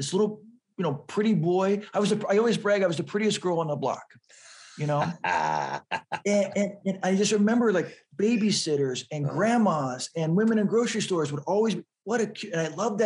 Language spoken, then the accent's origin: English; San Diego, California, United States; I grew up in San Diego, which is right next to Tijuana